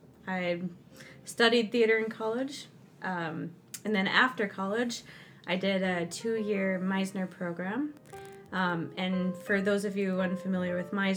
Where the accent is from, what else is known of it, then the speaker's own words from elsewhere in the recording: Texas, United States; moved away as an adult; also born or lived in Minnesota; now in Brainerd, United States; I'm from Texas